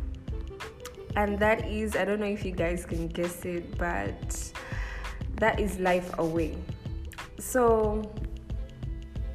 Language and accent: English; Kampala, Central Region, Uganda; I grew up in the Kampala city